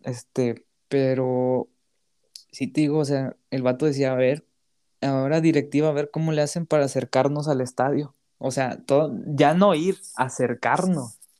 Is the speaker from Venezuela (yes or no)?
no; Mexico; pudiéndolo ver como mexicano